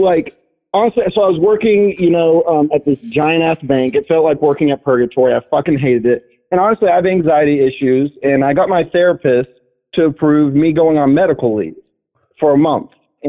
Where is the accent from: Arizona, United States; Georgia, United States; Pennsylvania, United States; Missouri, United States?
Georgia, United States; rural; moved away as an adult; also born or lived in Atlanta, Georgia; now in San Francisco, United States; I'm from rural Georgia, lived in Atlanta, and then, you know, I moved from Atlanta to San Francisco